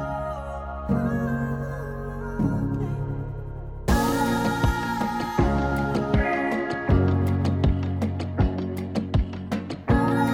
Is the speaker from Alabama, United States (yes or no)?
yes; central Alabama, United States; also born or lived in Birmingham, Alabama / Troy, Alabama; now in Mobile, United States; I'm from a small town in like central Alabama